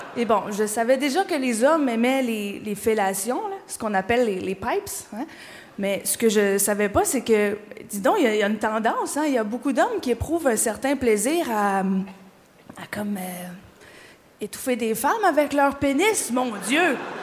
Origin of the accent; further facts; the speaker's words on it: Quebec, Canada; je viens du Québec. Je viens d'arriver, je suis québécoise